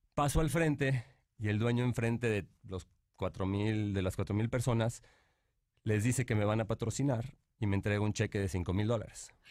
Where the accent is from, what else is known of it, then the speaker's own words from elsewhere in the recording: Monterrey, Nuevo León, Mexico; moved away; also born or lived in Mexico City; Nací aquí en la Ciudad de México, este, pero crecí en Monterrey.